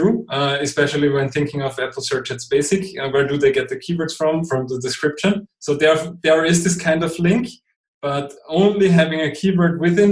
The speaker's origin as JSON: {"language": "English", "country": "Austria", "first_language": "German", "second_language": "English", "said": "I'm not a native English speaker. I'm from Austria, so over here we're speaking German."}